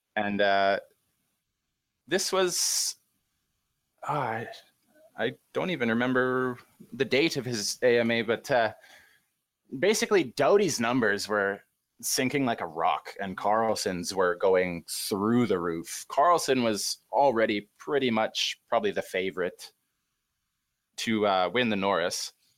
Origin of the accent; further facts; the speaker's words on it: Great Plains of Western Canada, Canada; I'm from the Great Plains of Western Canada.